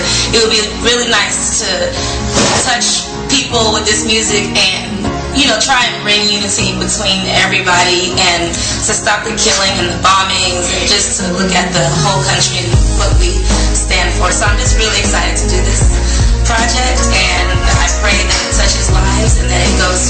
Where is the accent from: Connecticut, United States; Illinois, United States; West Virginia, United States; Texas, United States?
Texas, United States; Houston; And I am a Nigerian American born and raised in Houston, Texas.